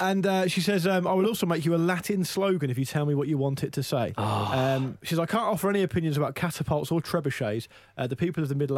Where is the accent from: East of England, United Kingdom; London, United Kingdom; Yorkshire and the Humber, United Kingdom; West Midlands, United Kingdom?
London, United Kingdom; now in Canada; I'm a Londoner, but I've lived in Canada for 9 years and I miss being saturated in football media.